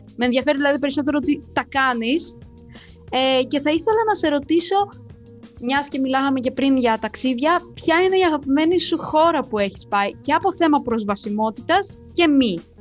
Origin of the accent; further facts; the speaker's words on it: Moldova; now in Greece; είμαι από Μολδαβία και έχω μεγαλώσει με χιόνι